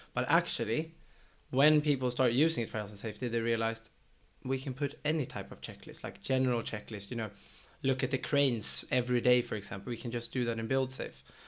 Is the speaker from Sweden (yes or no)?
yes; Sweden; now in London, United Kingdom; since we're both from Sweden